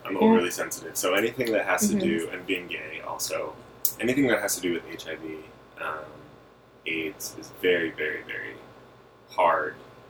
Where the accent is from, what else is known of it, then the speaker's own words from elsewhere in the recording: Connecticut, United States; I was raised in Connecticut.